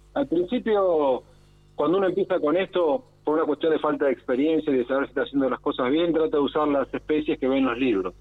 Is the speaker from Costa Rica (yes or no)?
no; Argentina